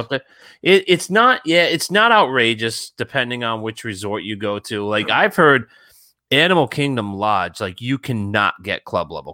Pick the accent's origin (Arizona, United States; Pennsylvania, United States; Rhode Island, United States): Rhode Island, United States; Warwick; I grew up in Warwickview